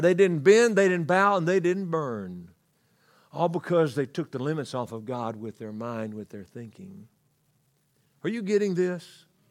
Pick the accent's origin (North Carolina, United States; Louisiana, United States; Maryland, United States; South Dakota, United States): Louisiana, United States; I grew up in Louisiana.